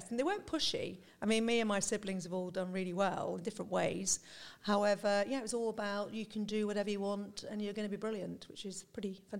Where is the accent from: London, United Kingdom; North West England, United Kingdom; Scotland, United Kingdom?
North West England, United Kingdom; I'm from Lancashire originally, northwest of the, the UK. Nice. still got a little bit of an accent.